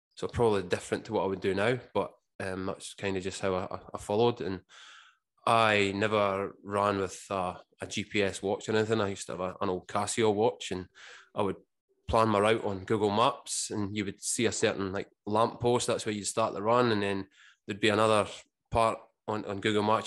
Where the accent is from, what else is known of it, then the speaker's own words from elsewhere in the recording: Scotland, United Kingdom; moved away as an adult; now in Australia; growing up in Scotland, it was pretty much the, the working man's sport